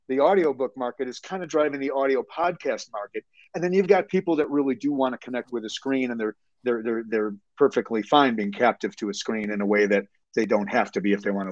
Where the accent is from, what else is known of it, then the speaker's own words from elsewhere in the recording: Chicago, Illinois, United States; I'm born and raised in Chicago.